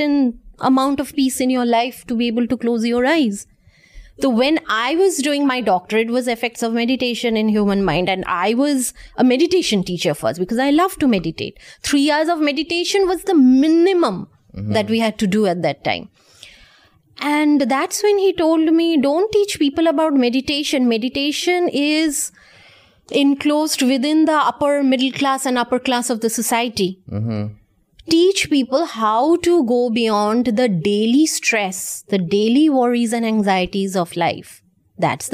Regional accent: India; I'm from India

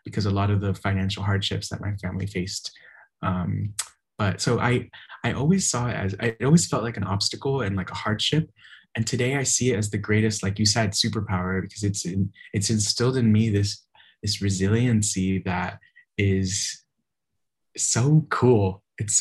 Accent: Miami, Florida, United States; also born or lived in Nashville / Los Angeles; I was born and raised in Miami, very Latino upbringing

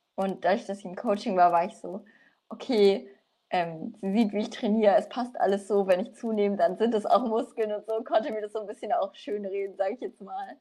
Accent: Nuremberg, Bavaria, Germany; ich komme aus Nürnberg

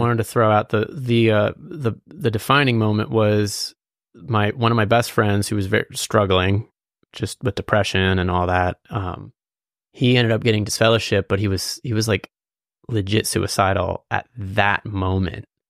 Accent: Lititz, Pennsylvania, United States; also born or lived in Quarryville, Pennsylvania / Lancaster, Pennsylvania; I was born in Lidit, or Lancaster, but I was raised in, like, Lidit, and then I moved to Quarryville

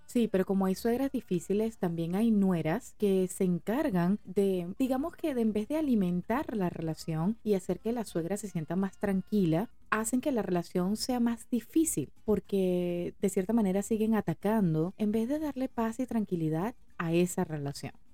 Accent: Venezuela; somos venezolanos

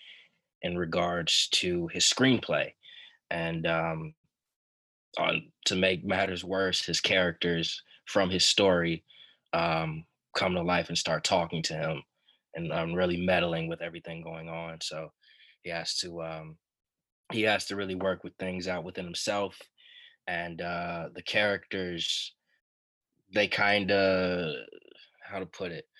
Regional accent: Chicago, Illinois, United States; I born and raised in Chicago

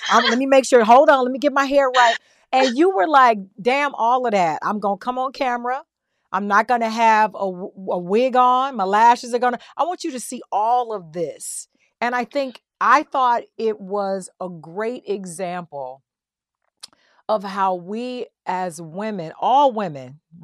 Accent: the South, United States; I'm a girl from the South

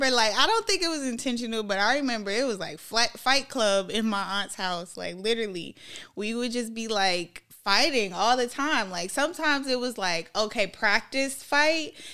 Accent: Minnesota, United States; accent: Minnesota accent; being just in on Stratford, it's like I still had my Minnesota accent.

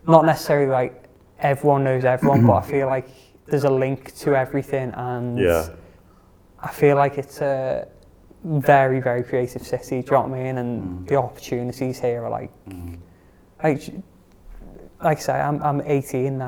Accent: Liverpool, North West England, United Kingdom; born or raised there

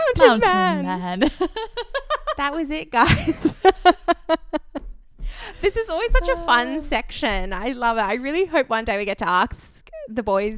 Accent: Australia; I'm Australian.

